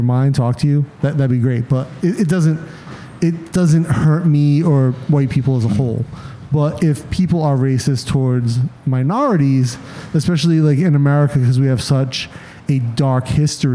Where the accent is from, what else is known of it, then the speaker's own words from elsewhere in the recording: Pawtucket, Rhode Island, United States; moved away; also born or lived in Massachusetts / Ohio; I grew up in Pawtucket, Rhode Island.